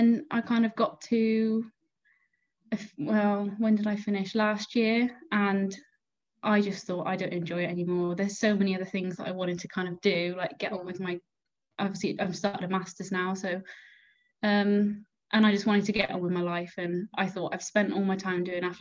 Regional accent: Gloucester, South West England, United Kingdom; now in Cardiff, United Kingdom; I went to school in Gloucester

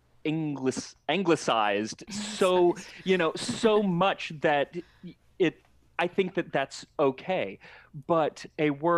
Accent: Phoenix, Arizona, United States; I grew up in Phoenix

